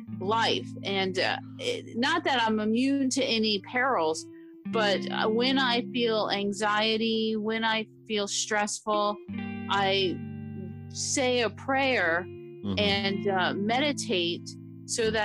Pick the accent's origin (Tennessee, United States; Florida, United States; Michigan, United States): Florida, United States; Miami; I'm from Miami, Florida, and I grew up there